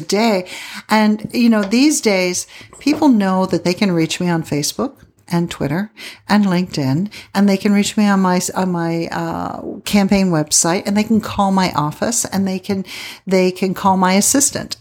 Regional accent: Pennsylvania, United States; moved away as an adult; also born or lived in Milwaukee / Midland / Odessa, Texas / Phoenix; now in Tucson, United States; I grew up in Pennsylvania, did it there when I was a kid, um, teenager and early twenties

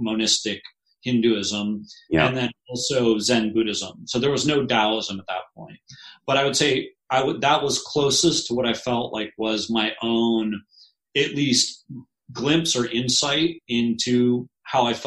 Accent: Detroit, Michigan, United States; I was born in Detroit, Michigan

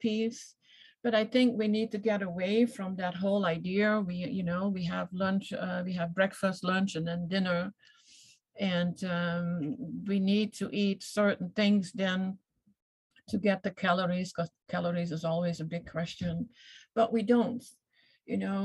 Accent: Netherlands; I come from the Netherlands, so I was a cheese eater big time

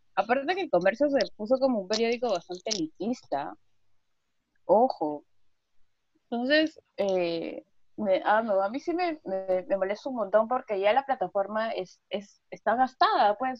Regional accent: Callao, Peru; soy del Callao

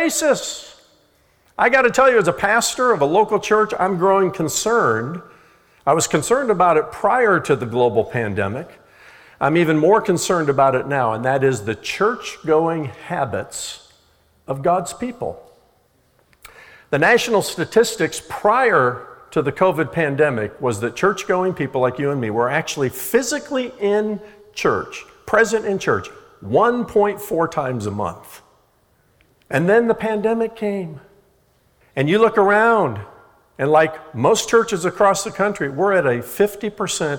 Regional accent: Indiana, United States; when I was a young boy growing up in Indiana

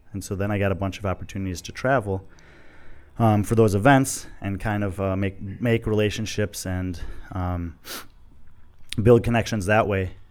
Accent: Chicago suburbs, Illinois, United States; moved away as an adult; also born or lived in Texas / Dominican Republic; grew up in Chicago suburbs

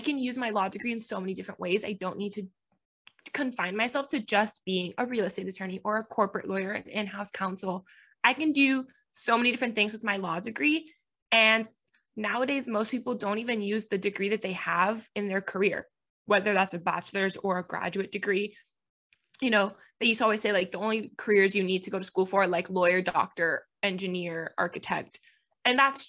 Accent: Miami, Florida, United States; first language Spanish; English is a second language; moved away as an adult; now in Tennessee, United States; I am from Miami, Florida

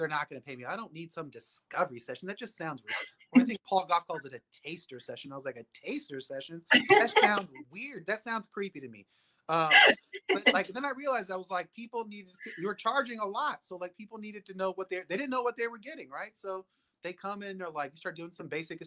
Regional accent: Alaska, United States; now in Texas, United States; I grew up in Alaska

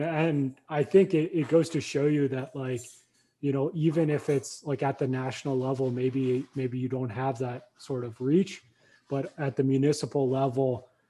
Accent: Australia; accent: Australian; your American accent's probably as good as my Australian accent.

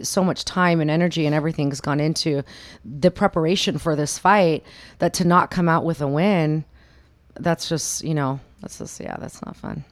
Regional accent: Sacramento, California, United States; now in Las Vegas, United States; I grew up in, born and raised in Sacramento, California.

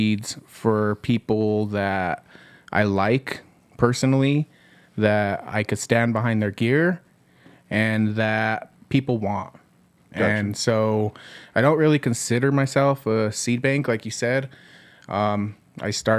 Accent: Southern Colorado, United States; Born and raised in Southern Colorado.

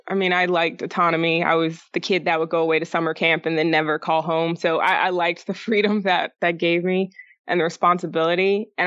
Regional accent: Colorado, United States; also born or lived in Alaska; We grew up a lot of places. I say we, because I'm a twin, my brother. But mostly in Colorado and Alaska is where I spent a good chunk of time. But we did move a lot when I was sma

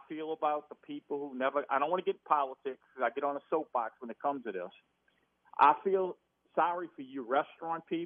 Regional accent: New Orleans, Louisiana, United States; grew up in New Orleans

